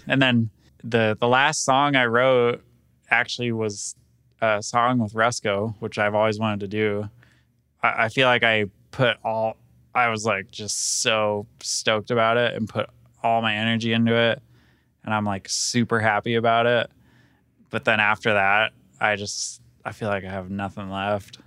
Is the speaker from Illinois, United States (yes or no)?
no; Sacramento, California, United States; now in Colorado, United States; I grew up in Sacramento, so I would go ride around, like, Tahoe and Auburn and those areas